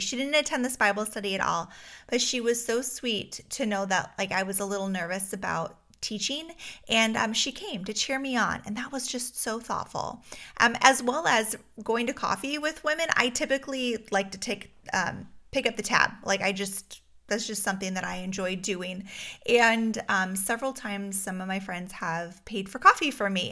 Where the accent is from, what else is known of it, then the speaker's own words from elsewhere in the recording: Alaska, United States; moved away; I grew up in Alaska